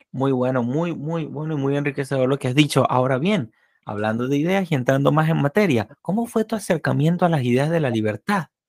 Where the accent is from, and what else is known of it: Venezuela; moved away